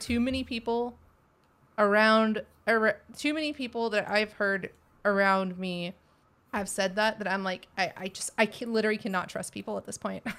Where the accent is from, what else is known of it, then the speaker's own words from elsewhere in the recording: Texas, United States; accent: Texas; my Texas accent